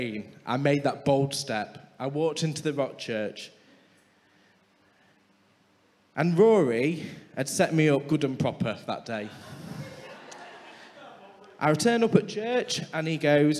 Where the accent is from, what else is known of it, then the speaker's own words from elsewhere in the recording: Scunthorpe, Yorkshire and the Humber, United Kingdom; we're both from Sunny Scunny